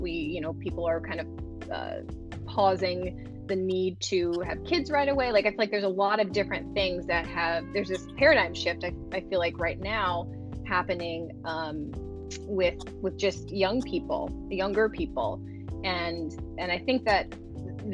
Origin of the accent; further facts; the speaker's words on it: Los Angeles, California, United States; born and raised in Los Angeles